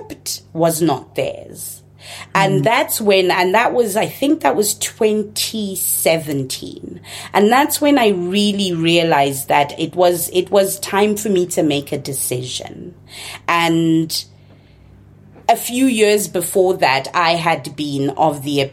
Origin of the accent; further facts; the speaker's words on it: Zimbabwe; first language Shona; English is a second language; moved away as an adult; also born or lived in Chicago, United States; now in United States; Shona, the language that's my mother tongue, although I grew up in Ndebele speaking Zimbabwe